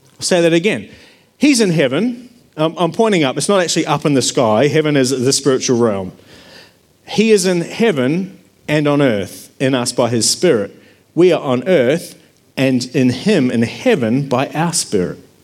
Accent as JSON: {"language": "English", "country": "New Zealand", "tie": "born or raised there", "moved": "yes", "lives_now": "Australia", "said": "I grew up in New Zealand, and I'd been living in Australia"}